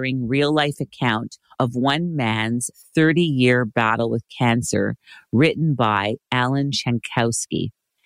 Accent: Montreal, Quebec, Canada; Born and raised in Montreal, Quebec, my hometown, great place

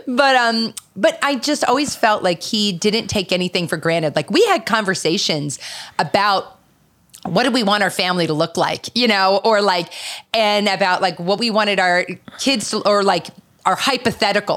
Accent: Philadelphia, Pennsylvania, United States; I'm actually from the Philadelphia area

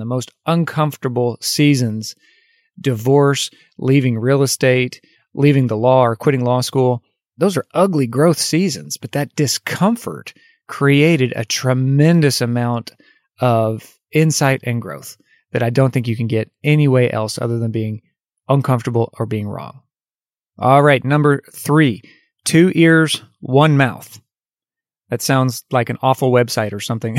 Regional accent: United States; as an American. We have so much freedom in our country

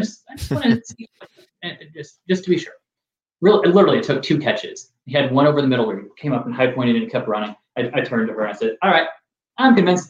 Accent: Indiana, United States; I grew up in Indiana. I grew up a Colts fan.

